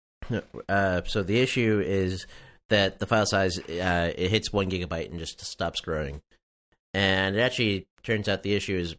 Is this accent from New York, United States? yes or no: yes; Long Island, New York, United States; I grew up on Long Island, and there are still blackout areas every few blocks